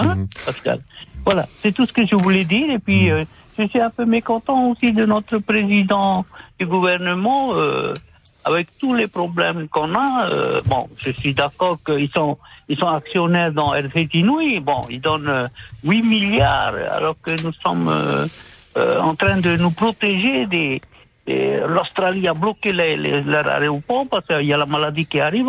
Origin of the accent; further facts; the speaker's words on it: Punaauia, Windward Islands, French Polynesia; je suis de Punavia